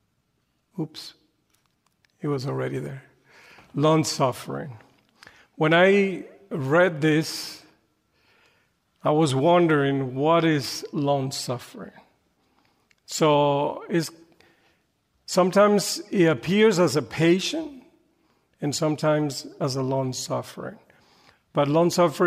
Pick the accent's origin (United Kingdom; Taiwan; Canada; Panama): Panama; English is a second language; moved away as an adult; now in United States; I'm from Panama. Panama is a little country in Central America, and they speak Spanish. I've been in the States about close to 30 years now